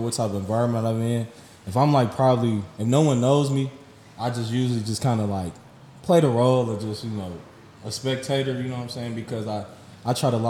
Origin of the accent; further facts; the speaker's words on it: Dayton, Ohio, United States; I'm from Dayton, Ohio, you know, West Dayton